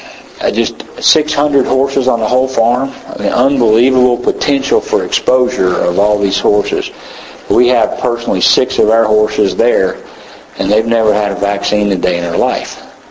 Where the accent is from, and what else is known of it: Tennessee, United States